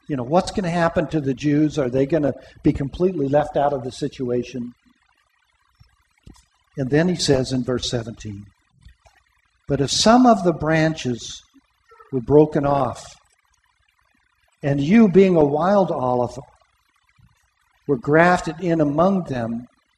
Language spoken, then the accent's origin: English; Pomona, California, United States; In the church that I grew up in Pomona